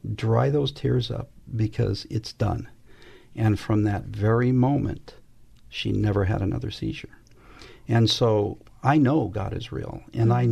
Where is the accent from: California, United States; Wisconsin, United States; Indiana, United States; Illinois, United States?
California, United States; West Covina; also born or lived in Los Angeles, California; my parents took me home to a place called West Covina, California. But back when I grew up, it, there wasn't much there.